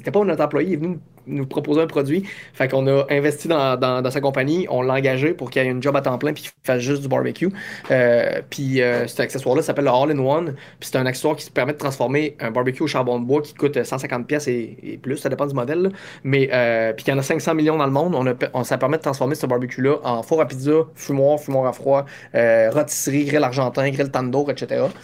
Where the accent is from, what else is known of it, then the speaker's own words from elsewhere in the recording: Quebec, Canada; accent: Quebec; Je parle correct, j'ai un accent, mais je pense que ça va faire mon, mon, cachet, mon petit côté.